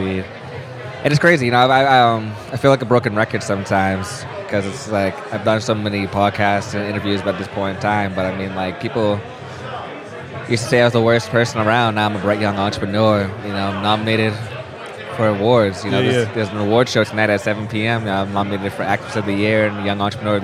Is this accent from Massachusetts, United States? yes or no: yes; Quincy, Massachusetts, United States; my hometown of Quincy, Mass.